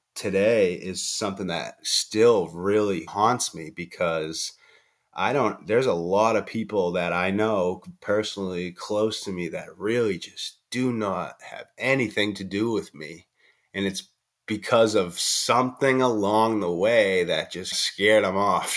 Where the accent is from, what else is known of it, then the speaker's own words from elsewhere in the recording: Boston, Massachusetts, United States; I'm from Boston, Massachusetts